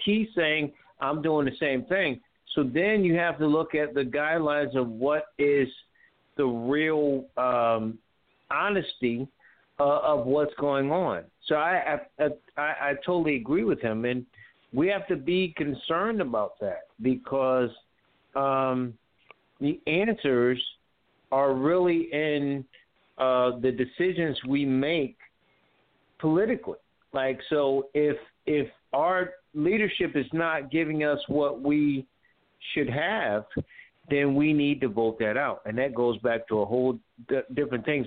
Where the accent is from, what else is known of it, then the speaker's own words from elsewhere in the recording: Connecticut, United States; now in North Carolina, United States; I'm from Connecticut, as you know, but I'm living in North Carolina